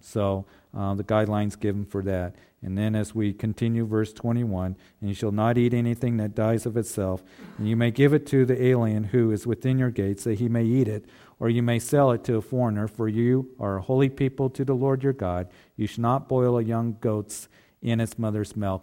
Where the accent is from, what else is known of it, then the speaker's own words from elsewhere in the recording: Kansas, United States; a kid growing up in Kansas, you know, we were always fishing for catfish